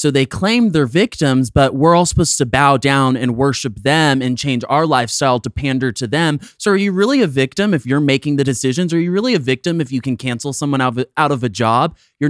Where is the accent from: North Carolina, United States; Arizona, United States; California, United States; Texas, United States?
Texas, United States; Dallas; I grew up in Dallas.